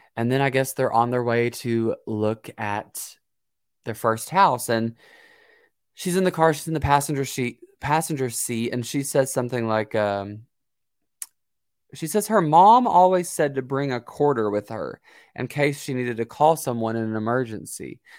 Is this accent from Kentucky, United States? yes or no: yes; Kentucky, United States; I'm from Kentucky